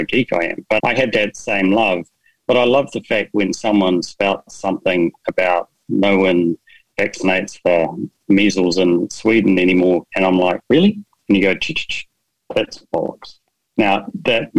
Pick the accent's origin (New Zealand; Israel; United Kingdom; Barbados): New Zealand; I'm from New Zealand